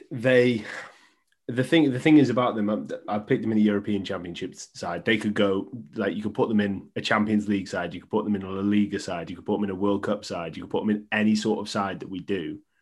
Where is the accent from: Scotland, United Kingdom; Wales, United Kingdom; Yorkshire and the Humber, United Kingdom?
Wales, United Kingdom; I'm Welsh. I'm a Welsh fan.